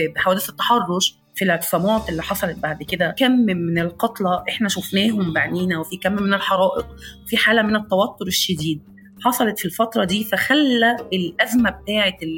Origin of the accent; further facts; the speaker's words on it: Egypt; عندنا في مصر